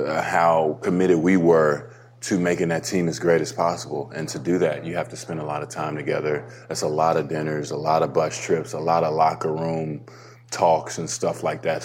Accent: Dallas, Texas, United States; moved away; also born or lived in Toronto; I was in my hometown

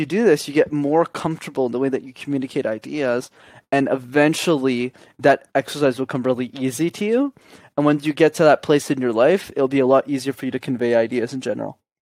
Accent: Montreal, Quebec, Canada; I grew up in Montreal.

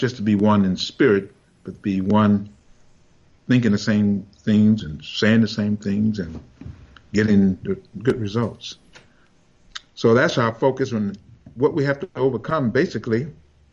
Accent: Arkansas, United States; also born or lived in Detroit, United States; now in Little Rock, United States; the place I was born in Arkansas

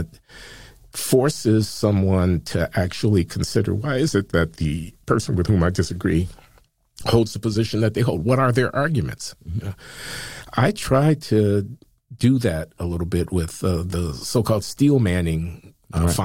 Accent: Chicago, Illinois, United States; I grew up in Chicago in the 1950s and 60s

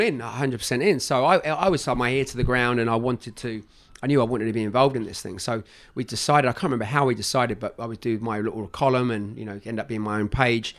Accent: London, United Kingdom; moved away as an adult; also born or lived in United States; I was from Northwest London

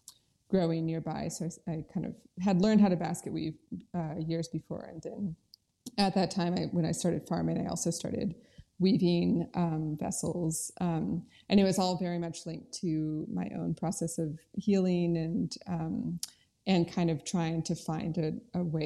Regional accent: North Carolina, United States; also born or lived in Oregon / Colorado; I was born in Oregon, and then I moved to North Carolina when I was 10 and went to middle school and high school here.

